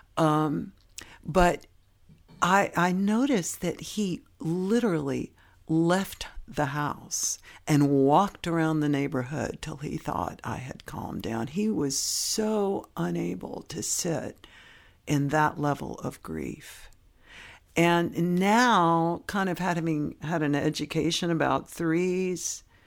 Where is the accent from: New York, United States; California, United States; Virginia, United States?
California, United States; San Francisco Bay Area; also born or lived in Knoxville, Tennessee; I'm from Knoxville, Tennessee. I was born, which is a third largest city in Tennessee, but it's, it has a town mentality in that everybody knew everybody. And my parents split up when I was young, and I ended up growing up in the San Francisco Bay Area